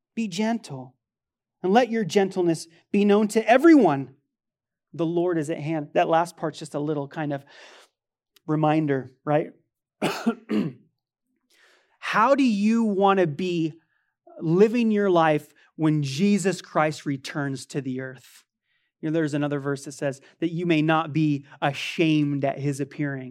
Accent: United States; I love being an American.

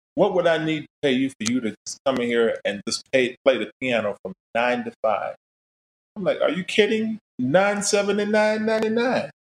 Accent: Daytona Beach, Florida, United States; I was uh, born and raised in Florida, Daytona Beach, in fact

